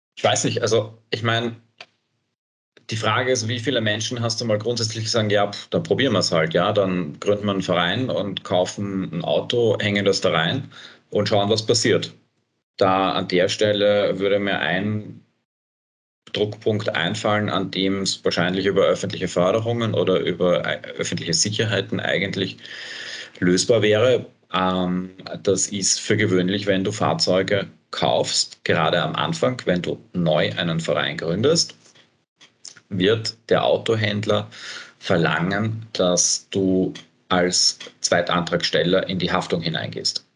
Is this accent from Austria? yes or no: yes; Bad Vöslau, Lower Austria, Austria; now in Vienna, Austria; ich komme aus dem Süden von Wien, meine Eltern wohnen noch immer äh, in Bad Fürslau